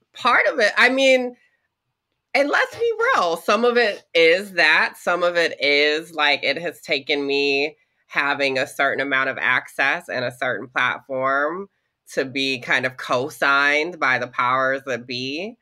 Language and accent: English; the South, Georgia, United States; growing up in the South in the 90s and early 2000s